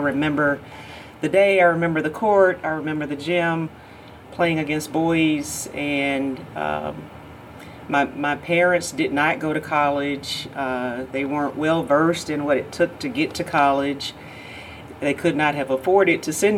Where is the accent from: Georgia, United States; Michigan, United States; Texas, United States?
Georgia, United States; born or raised there